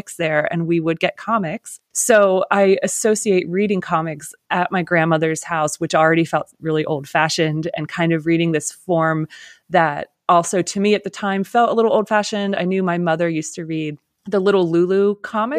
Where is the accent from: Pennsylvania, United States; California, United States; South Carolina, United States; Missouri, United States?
Pennsylvania, United States; Lancaster; I'm from Pennsylvania too, but I grew up in Lancaster, so other side of the state